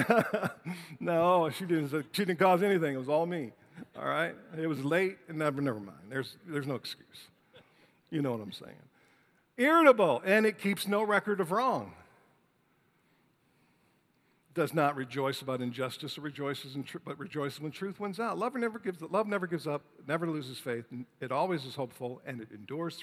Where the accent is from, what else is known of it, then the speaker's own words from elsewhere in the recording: Detroit, Michigan, United States; Detroit, Michigan, my hometown